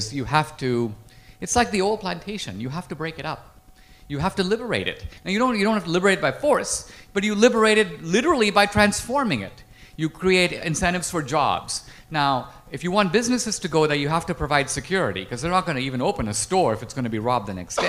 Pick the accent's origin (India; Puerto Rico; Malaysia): India; now in United States; I grew up in India. I grew up in a neighborhood that's like Slumdog Millionaire.